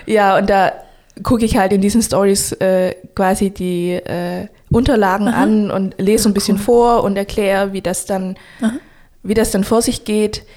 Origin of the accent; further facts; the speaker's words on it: Stuttgart, Baden-Württemberg, Germany; Stuttgart ist meine Heimat